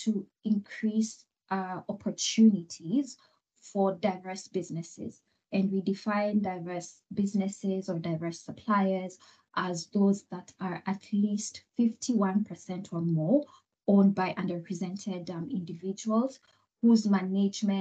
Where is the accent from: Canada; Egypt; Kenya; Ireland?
Kenya; moved away as an adult; now in Rotterdam, Netherlands; I am originally from Kenya